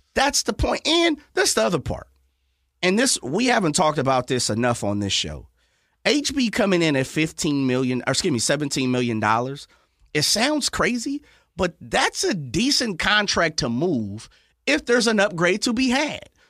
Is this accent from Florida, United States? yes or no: no; Sacramento, California, United States; I'm from Sacramento